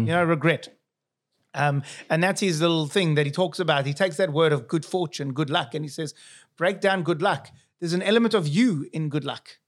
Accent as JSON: {"language": "English", "country": "South Africa", "accent": "South African", "moved": "yes", "said": "here's my accent, South African."}